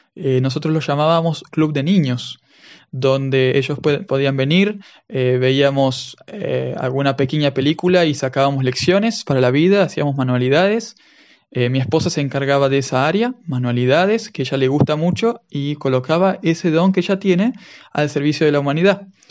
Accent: Argentina; accent: Argentine; first language Spanish; moved away as an adult; now in Cyprus; por el acento ustedes se darán cuenta de que soy de Argentina.

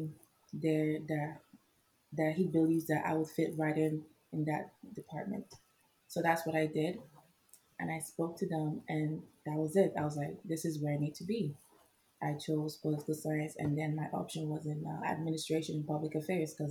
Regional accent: Nigeria; moved away as an adult; now in United States; I am Nigerian. I came here August 30th, 2012

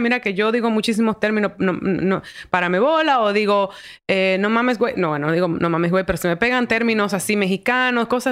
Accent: Dominican Republic; moved away as an adult; also born or lived in New York; mi identidad como dominicana

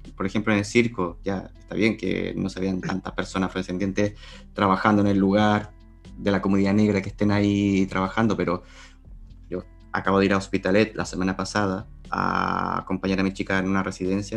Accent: Chile; now in Spain; yo, en mi caso, desde Chile

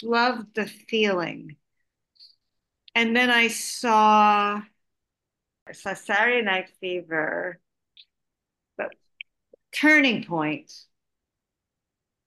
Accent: Montreal, Quebec, Canada; also born or lived in Ottawa; I was from Montreal

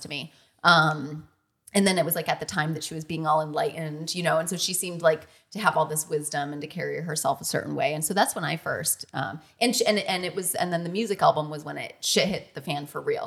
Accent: Michigan, United States; I'm from Michigan

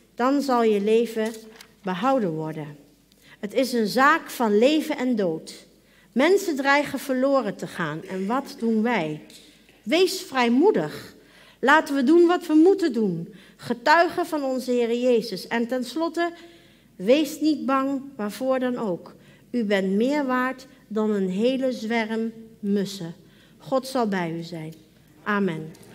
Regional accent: Arnhem, Gelderland, Netherlands; moved away; toen ik nog in Arnhem woonde en jong was

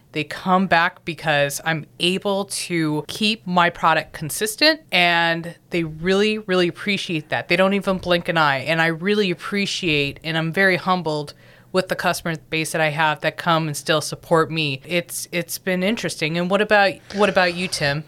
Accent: Southern California, United States; moved away; I'm originally from Southern California, born and bred

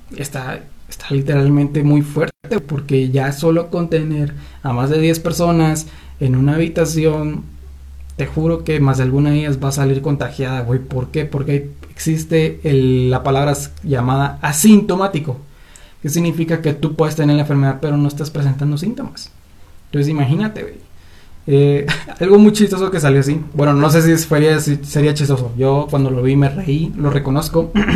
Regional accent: Guatemala; aquí en mi queridísimo país llamado Guatemala

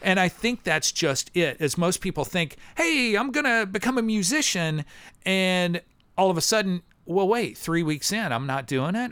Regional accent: near Kirksville, Northeast Missouri, United States; moved away as an adult; also born or lived in Columbia, Missouri; now in Nashville, United States; I grew up in Missouri. I was a farm kid

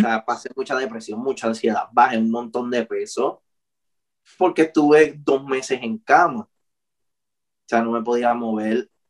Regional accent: Ponce, Puerto Rico; now in Guayanilla, Puerto Rico; yo soy de Ponce, pero pues yo me mudé a Guayanilla

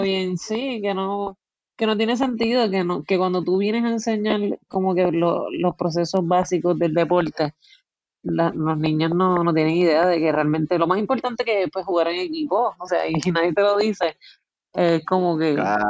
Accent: San Juan, Puerto Rico; Pues yo nací en San Juan, pero vivo

